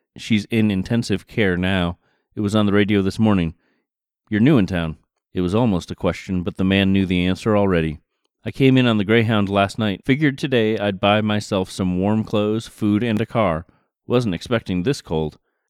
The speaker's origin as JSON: {"language": "English", "town": "Stockbridge", "region": "Massachusetts", "country": "United States", "tie": "born or raised there", "said": "my hometown of Stockbridge, Massachusetts"}